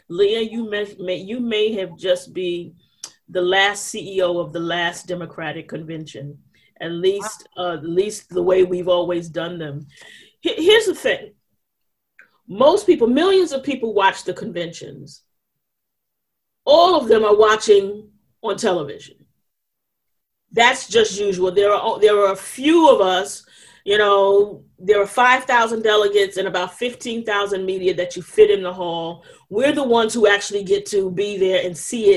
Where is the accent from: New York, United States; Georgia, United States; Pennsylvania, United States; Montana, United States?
New York, United States; New York City; I'm from New York. We got the Statue of Liberty